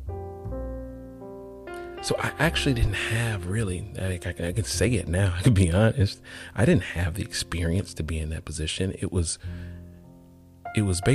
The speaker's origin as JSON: {"language": "English", "town": "College Park", "region": "Georgia", "country": "United States", "tie": "born or raised there", "said": "I grew up in College Park, Georgia"}